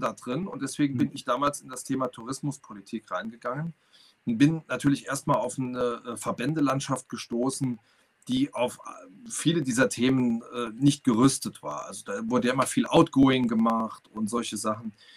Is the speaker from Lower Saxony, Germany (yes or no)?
no; Saarland, Germany; ich komme aus dem Saarland